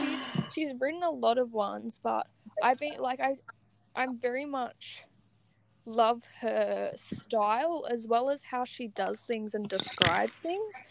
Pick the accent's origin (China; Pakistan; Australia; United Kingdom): Australia; I'm from Australia.